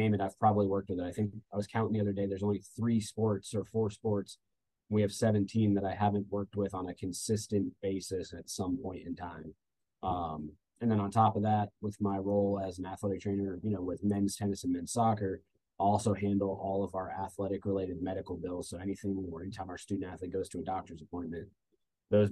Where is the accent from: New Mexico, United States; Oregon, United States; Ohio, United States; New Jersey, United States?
New Jersey, United States; moved away as an adult; also born or lived in Orlando, Florida / Georgia; now in Statesboro, United States; I'm originally from New Jersey.